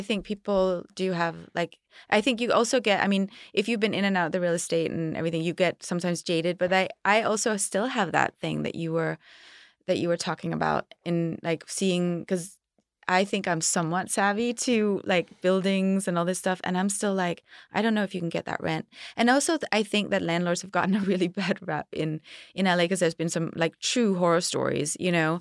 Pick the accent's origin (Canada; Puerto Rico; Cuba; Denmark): Denmark; now in Los Angeles, United States; I grew up in Denmark where it was very safe